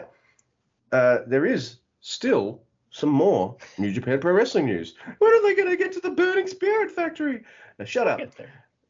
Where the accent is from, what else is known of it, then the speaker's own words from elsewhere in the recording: Melbourne, Victoria, Australia; moved away; I'm from Melbourne. Originally, I know I live out the country now